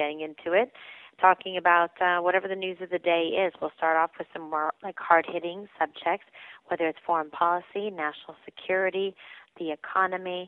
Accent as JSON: {"language": "English", "town": "San Francisco", "region": "California", "country": "United States", "tie": "born or raised there", "also_born_or_lived": "Los Angeles, California", "moved": "as an adult", "lives_now": "New York City, United States", "said": "I'm originally from San Francisco. I was born and raised there and also lived in Los Angeles, California"}